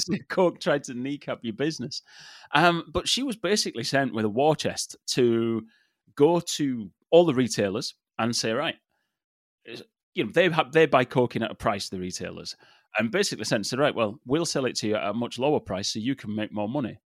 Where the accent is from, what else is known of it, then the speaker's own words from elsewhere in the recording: England, United Kingdom; I grew up in England